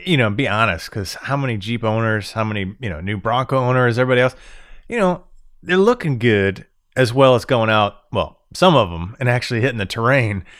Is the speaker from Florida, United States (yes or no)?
yes; Florida, United States; moved away as an adult; now in Michigan, United States; Born and raised in Florida my whole life, I moved up to Michigan